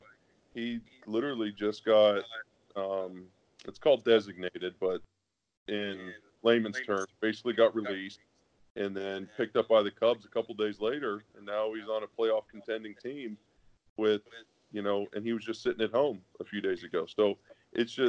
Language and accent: English; Pennsylvania, United States; I'm from Pennsylvania, obviously, but I play in LA now